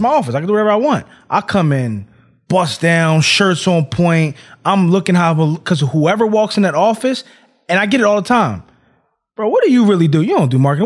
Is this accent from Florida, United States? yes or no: no; Philadelphia, Pennsylvania, United States; moved away; I'm from Philly